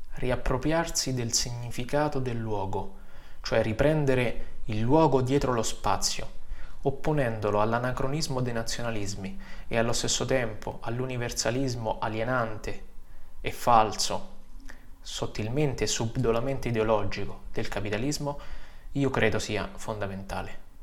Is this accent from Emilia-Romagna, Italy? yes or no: no; Vicovaro, Lazio, Italy; also born or lived in Lombardy; now in Fossalta di Piave, Italy; Vengo dalle colline del Lazio, da Vicovaro, vicino Roma